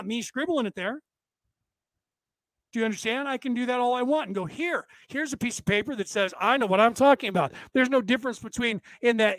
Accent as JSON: {"language": "English", "country": "United States", "tie": "born or raised there", "said": "This body was born in the place that is called the United States of America"}